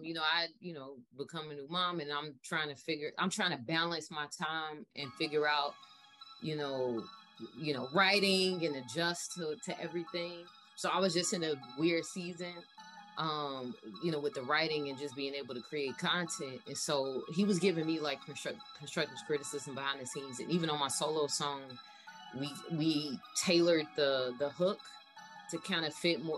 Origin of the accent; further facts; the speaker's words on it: Chicago, Illinois, United States; born and raised in Chicago on the South Side